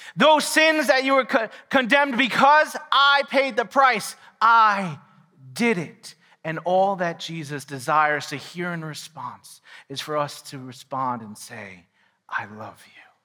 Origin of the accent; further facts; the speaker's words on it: New York City, New York, United States; also born or lived in Quakertown, Pennsylvania; now in Pennsylvania, United States; I didn't grow up here. I grew up in New York City.